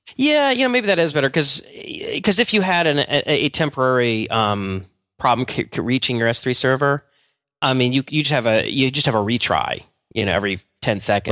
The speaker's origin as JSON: {"language": "English", "country": "United States", "said": "I'm just American"}